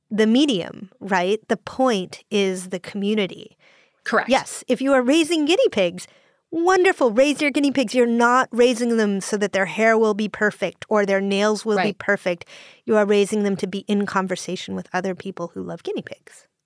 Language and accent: English; Cupertino, California, United States; I grew up in Cupertino.